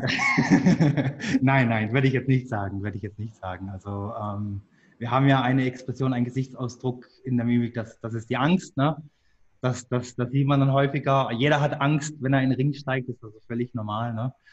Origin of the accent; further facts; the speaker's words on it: Engen, Baden-Württemberg, Germany; Das ist in Deutschland im wunderschönen Hegau, nicht ganz so weit entfernt vom Bodensee. Äh, dort bin ich auch aufgewachsen